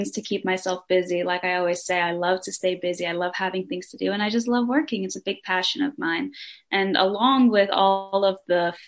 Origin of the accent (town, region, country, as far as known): Denmark; born or raised there